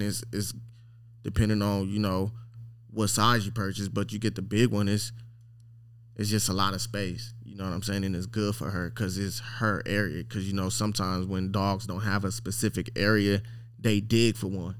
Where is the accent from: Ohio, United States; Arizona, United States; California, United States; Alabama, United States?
California, United States; Long Beach; I'm from Long Beach, California